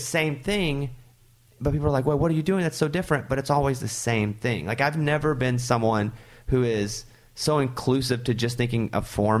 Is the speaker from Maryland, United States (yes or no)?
no; Arkansas, United States; I'm from Arkansas